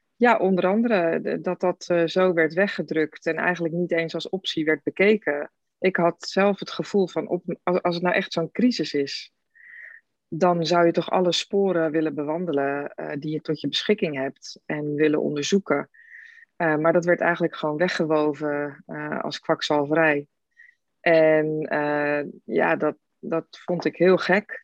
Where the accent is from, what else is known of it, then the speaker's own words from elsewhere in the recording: Rotterdam, South Holland, Netherlands; ik kom uit Rotterdam